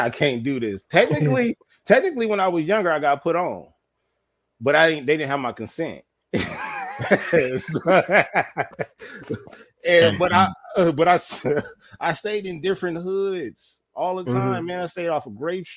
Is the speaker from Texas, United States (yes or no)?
no; Los Angeles, California, United States; I stayed off at 80th and San Pedro.